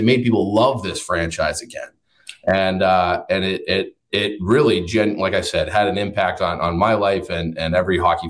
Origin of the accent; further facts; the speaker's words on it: Chicago, Illinois, United States; a kid growing up in Chicago